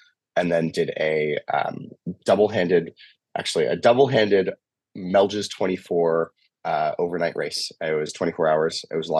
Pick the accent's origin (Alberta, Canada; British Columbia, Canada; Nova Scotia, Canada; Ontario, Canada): Nova Scotia, Canada; Chester; So I grew up sailing in Chester, Nova Scotia, and when I was 8 years old, and sailed a lot of dinghies growing up.